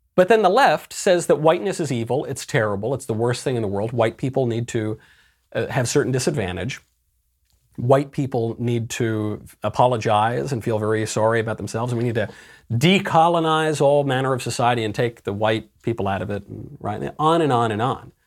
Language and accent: English; New York, United States; moved away; I'm a New Yorker originally